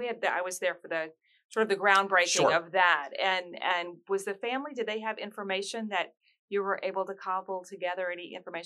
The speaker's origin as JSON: {"language": "English", "region": "the South", "country": "United States", "tie": "born or raised there", "said": "I grew up in the South"}